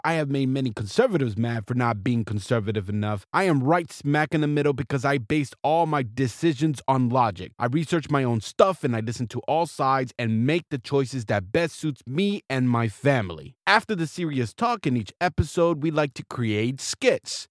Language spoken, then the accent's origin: English; South Florida, United States; moved away as an adult; also born or lived in Seattle, Washington / Key West, Florida / Baltimore, Maryland / Alameda, California; now in Irvine, United States; I am an American. I was born and raised in South Florida